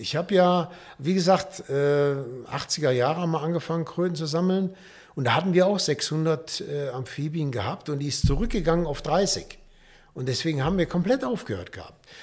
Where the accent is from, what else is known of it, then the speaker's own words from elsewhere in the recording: Düsseldorf, North Rhine-Westphalia, Germany; moved away; also born or lived in Nuremberg / Karlsburg; Ich komme aus Düsseldorf, bin dann 70, 77 hier nach Nürnberg gekommen